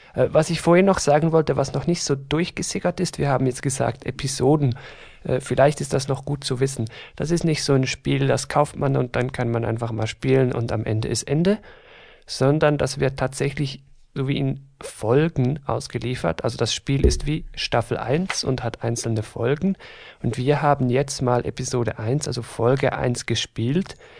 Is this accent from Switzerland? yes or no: yes; Switzerland; wir sind aus der Schweiz von nerdybynerds.ch. Ich hoffe, man hört das Ganze nicht allzu stark